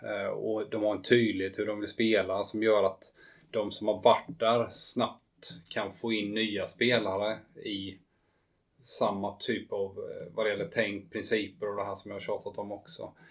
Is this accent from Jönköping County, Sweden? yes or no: yes; Habo, Jönköping County, Sweden; Habo där jag kommer från